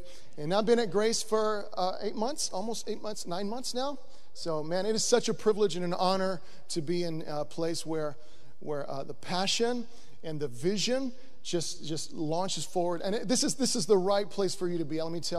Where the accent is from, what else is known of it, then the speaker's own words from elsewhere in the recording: Buenos Aires, Argentina; So I am born and raised in Buenos Aires, Argentina.